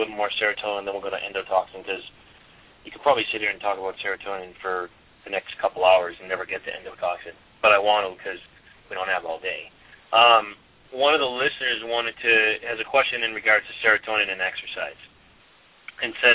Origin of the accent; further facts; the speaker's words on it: Boston, Massachusetts, United States; moved away; I'm from Boston originally